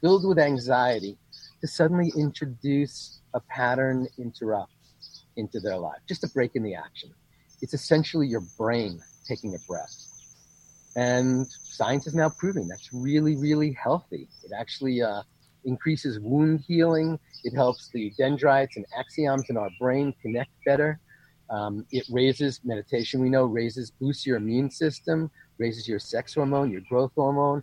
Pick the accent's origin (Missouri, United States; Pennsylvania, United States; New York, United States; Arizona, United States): New York, United States; moved away; also born or lived in California; I come from the East Coast, New York. We're all control freaks.